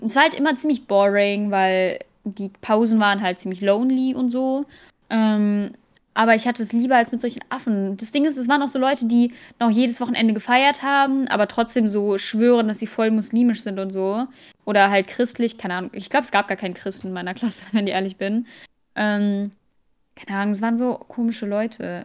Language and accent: German; Germany; als Deutsche